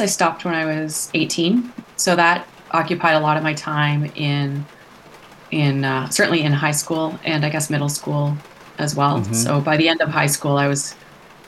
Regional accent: Toronto, Ontario, Canada; I grew up in the Toronto area. So in Canada, in southern Ontario

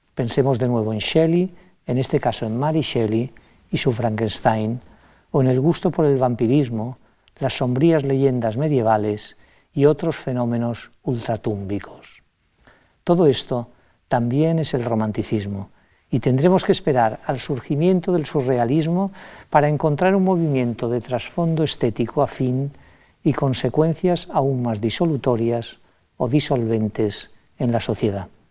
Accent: Majorca, Balearic Islands, Spain; como mallorquín

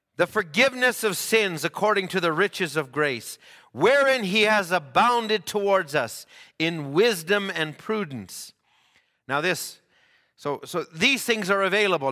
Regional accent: Canada

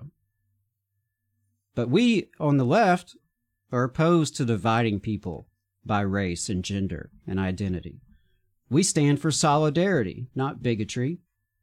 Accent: the South, United States; I'm a straight white guy born and raised in the South

